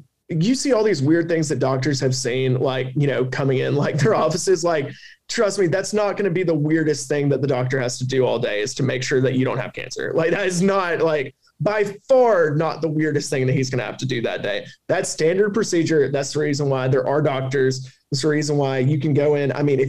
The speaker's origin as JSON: {"language": "English", "region": "the South", "country": "United States", "accent": "Southern", "said": "don't let my Southern accent get in the way."}